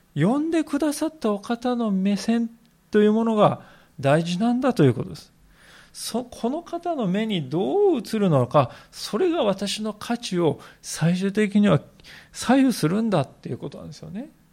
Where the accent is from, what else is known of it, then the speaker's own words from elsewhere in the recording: Japan; そういう国 に私たち生かされております